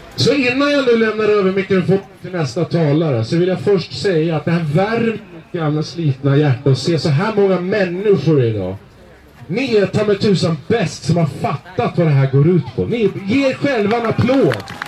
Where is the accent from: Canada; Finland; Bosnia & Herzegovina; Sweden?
Sweden; vi svenskar